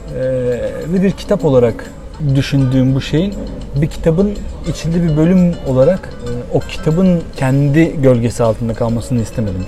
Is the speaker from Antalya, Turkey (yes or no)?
no; Bandırma, Balıkesir, Turkey; Ama bir yandan da burası benim memleketim. Burası dediğim Bandırma'dan bahsediyorum tabii.